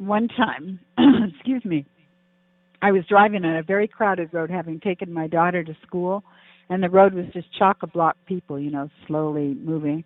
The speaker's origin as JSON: {"language": "English", "country": "Canada", "said": "I'm from Canada"}